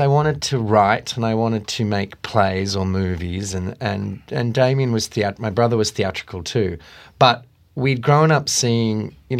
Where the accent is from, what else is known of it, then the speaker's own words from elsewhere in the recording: Melbourne, Victoria, Australia; born there; Well, I was born in Melbourne, and both my parents were dancers with the Australian Ballet.